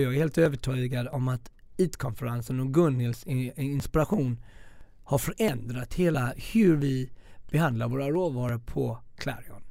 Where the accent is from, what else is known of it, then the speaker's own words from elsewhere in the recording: Gothenburg, Västra Götaland, Sweden; moved away; also born or lived in Stockholm; vet jag också som göteborgare